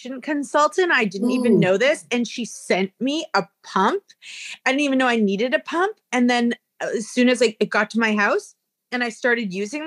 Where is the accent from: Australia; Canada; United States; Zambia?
Canada; we are Canadian